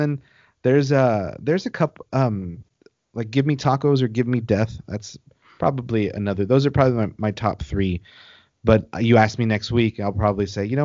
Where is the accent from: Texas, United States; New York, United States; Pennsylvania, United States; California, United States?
Texas, United States; Corpus Christi; I'm from Corpus